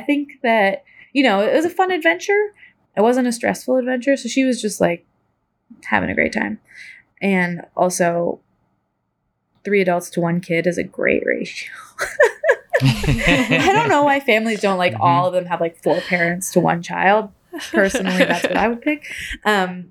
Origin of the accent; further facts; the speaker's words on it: Corvallis, Oregon, United States; I grew up in Corvallis